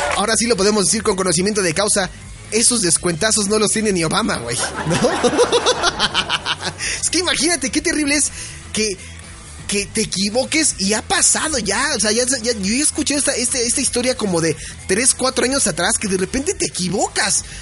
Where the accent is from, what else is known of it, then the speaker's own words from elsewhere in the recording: Mexico; somos mexicanos.